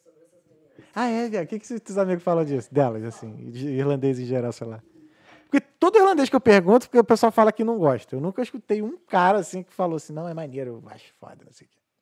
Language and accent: Portuguese; Rio de Janeiro, Brazil; accent: chiado; moved away as an adult; now in Dublin, Ireland